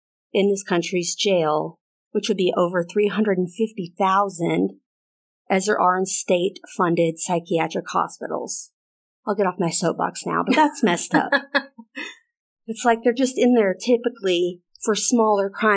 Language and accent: English; the South, United States; I'm from the South in America.